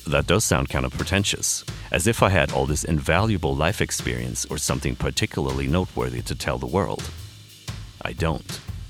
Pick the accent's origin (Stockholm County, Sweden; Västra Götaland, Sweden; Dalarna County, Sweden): Stockholm County, Sweden; Stockholm; I'm a filmmaker from Stockholm, Sweden